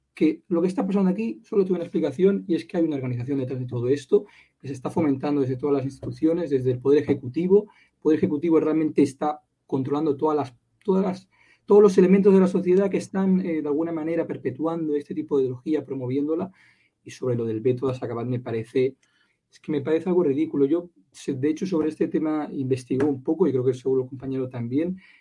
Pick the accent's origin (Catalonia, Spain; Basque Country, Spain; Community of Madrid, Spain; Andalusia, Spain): Catalonia, Spain; como catalán, como español, aquí en Cataluña